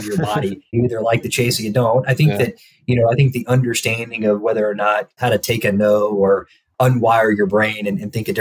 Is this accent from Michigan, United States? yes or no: no; Alabama, United States; moved away as an adult; also born or lived in Nashville, Tennessee; now in Indianapolis, United States; I grew up in Alabama